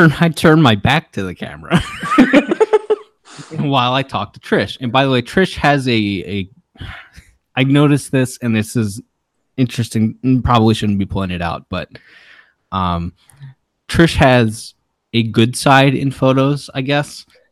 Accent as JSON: {"language": "English", "region": "Maryland", "country": "United States", "said": "I'm from Maryland"}